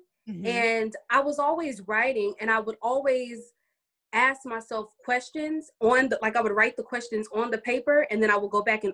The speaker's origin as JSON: {"language": "English", "town": "Dallas", "region": "Texas", "country": "United States", "said": "I'm from Dallas, Texas."}